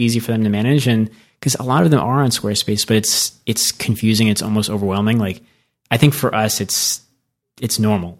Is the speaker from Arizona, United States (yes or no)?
yes; Arizona, United States; moved away; also born or lived in New York; I grew up in Arizona